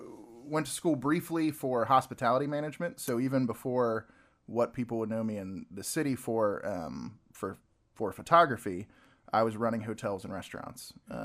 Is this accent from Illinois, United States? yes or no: no; North Augusta, South Carolina, United States; I was born in Augusta, Georgia. We actually lived in North Augusta, South Carolina, which is just over the border.